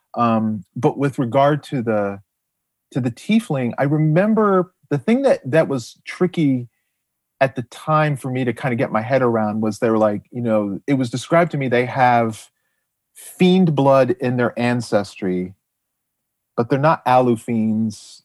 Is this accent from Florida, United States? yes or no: yes; Jupiter, Florida, United States; I grew up in South Florida